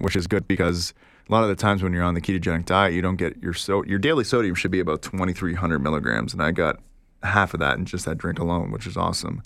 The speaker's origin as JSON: {"language": "English", "country": "Canada", "said": "Oh, we're from Canada"}